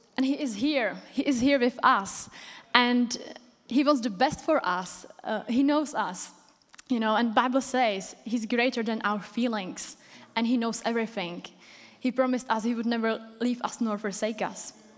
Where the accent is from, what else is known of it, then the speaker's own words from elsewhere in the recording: Czechia; English is a second language; moved away as an adult; now in United Kingdom; I came from Czech Republic, if you didn't recognize from my accent.